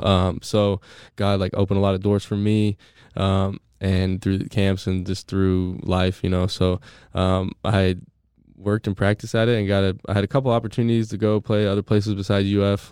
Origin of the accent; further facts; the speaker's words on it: San Diego, California, United States; moved away as an adult; also born or lived in Gainesville, Florida; now in Tampa, United States; I'm from San Diego